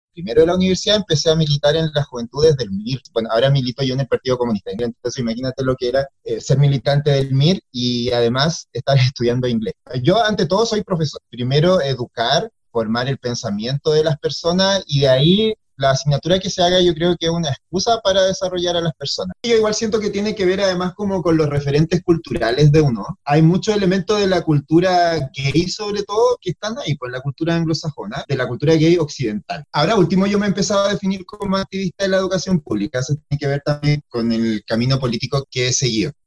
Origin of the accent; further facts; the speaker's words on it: Copiapó, Atacama, Chile; yo soy del norte, de Copiapó